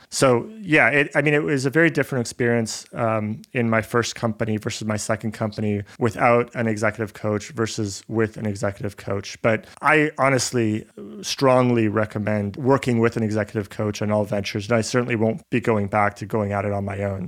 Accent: Canada; also born or lived in Buenos Aires, Argentina; I was born in, in Buenos Aires, in Argentina. I grew up in Canada.

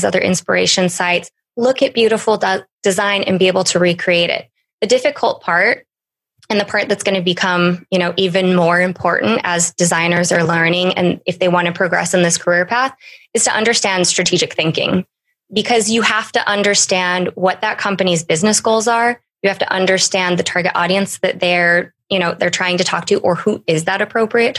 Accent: Wyoming, United States; moved away; originally from Wyoming, a large town in Wyoming.

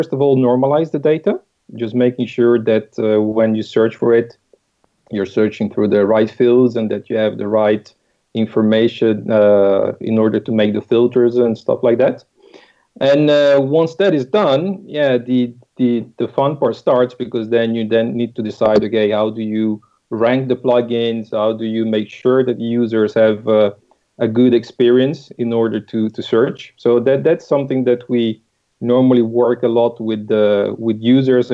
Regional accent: Italy; English is a second language; moved away as an adult; also born or lived in United Kingdom / Netherlands; now in France; I'm Italian. But I've been a little bit around. I've been in the UK, then in the Netherlands, and now we are in France.

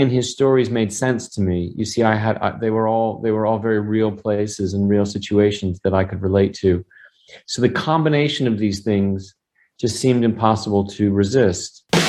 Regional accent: Los Angeles, California, United States; I grew up in here in the San Fernando Valley

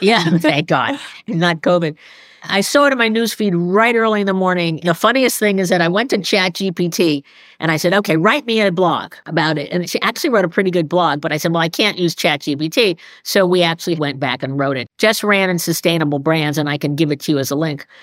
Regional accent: New York, United States; moved away as an adult; also born or lived in Boston; I'm a New Yorker by breeding

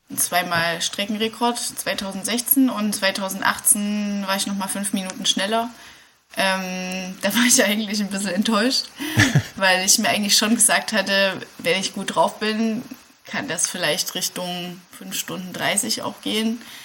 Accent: Dessau, Saxony-Anhalt, Germany; moved away as an adult; also born or lived in Jena; Also ich komme eigentlich aus Dessau und Sachsen-Anhalt, mhm. wo es so ganz flach ist

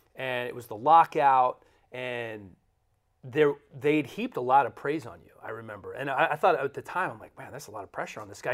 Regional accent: Washington, United States; I grew up in Washington

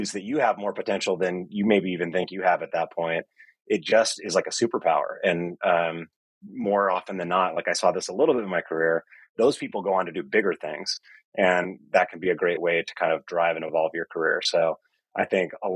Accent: Marin County, Northern California, United States; I grew up in Northern California in Marin County

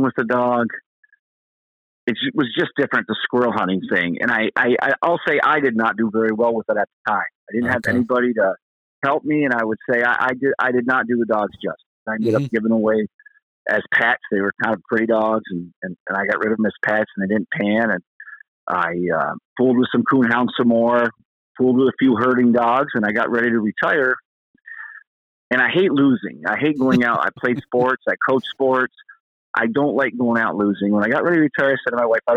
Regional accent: New York, United States; I'm from New York

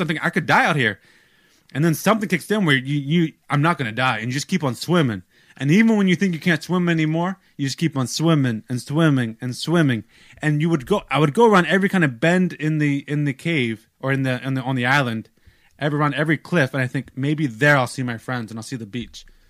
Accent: United States; I'm American

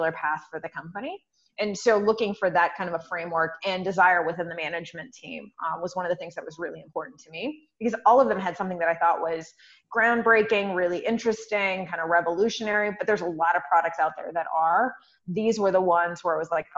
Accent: Humboldt County, Northern California, United States; middle of nowhere, a place called Humboldt County. We grow 60% of the weed in the U.S. is from there. So very popular place to be from right now. It's kind of this new cannabis economy. And so I grew up out there.

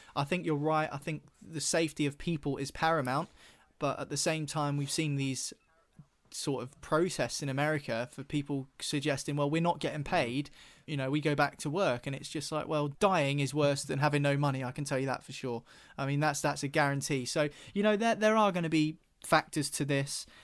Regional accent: United Kingdom; It's part of our identity as British people.

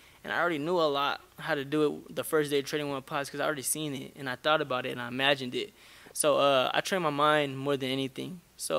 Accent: Stockton, California, United States; I come from Stockton, California

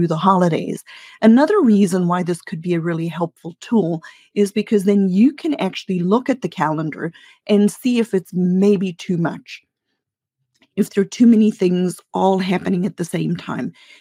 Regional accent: South Africa; I grew up in South Africa

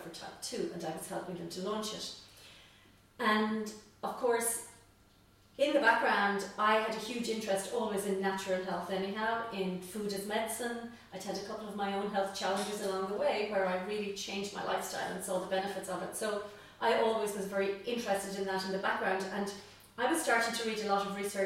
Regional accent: Tipperary, Munster, Ireland; also born or lived in Cork; I come from Tipperary

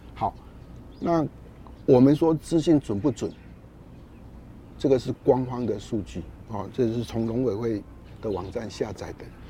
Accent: Taiwan; 我们台湾的气候动不动呢，尤其夏天都处于高温

